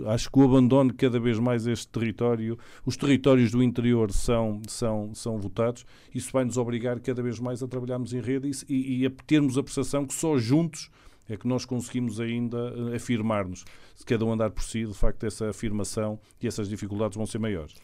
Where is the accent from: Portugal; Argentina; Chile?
Portugal